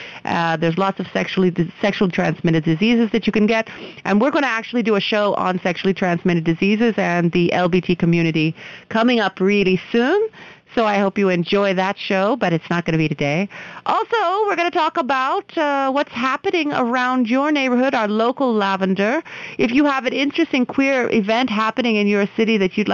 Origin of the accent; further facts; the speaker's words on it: United States; now in India; I'm an American